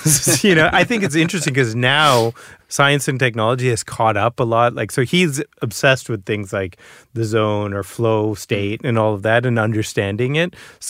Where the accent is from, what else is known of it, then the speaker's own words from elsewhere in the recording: Boston, Massachusetts, United States; So I'm first generation American. You know, I'm the first person in my family to be born outside of India. And I grew up in Boston.